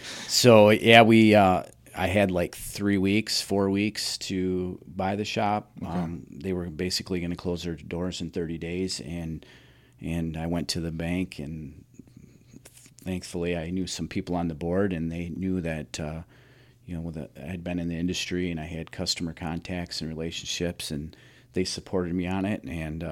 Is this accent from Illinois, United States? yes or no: yes; Roscoe, Illinois, United States; Yeah, I'm from Roscoe. I went to Hononega. Okay. I graduated from Hononega, and I've lived in Roscoe my entire life.